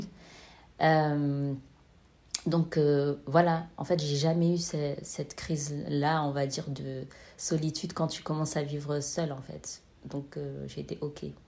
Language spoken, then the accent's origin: French; Marseille, Provence-Alpes-Côte d'Azur, France; now in Amsterdam, Netherlands; je suis originaire de Marseille